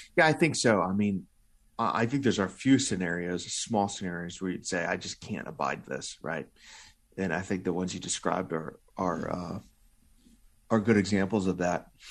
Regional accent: Illinois, United States; my home state of Illinois

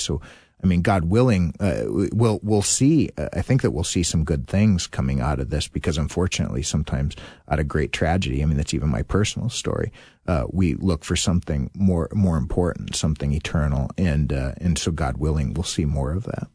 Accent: Littleton, Colorado, United States; I grew up in Littleton, Colorado for the most part

